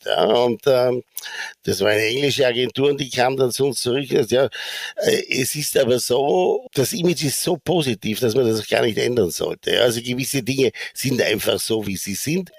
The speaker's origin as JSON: {"language": "German", "town": "Bregenz", "region": "Vorarlberg", "country": "Austria", "also_born_or_lived": "New York / Sarajevo", "moved": "yes", "said": "ich komme aus Bregenz"}